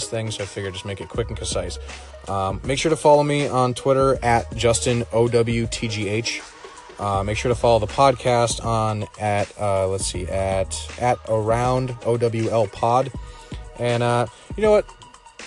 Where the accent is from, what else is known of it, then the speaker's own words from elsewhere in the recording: New England, United States; I'm from New England.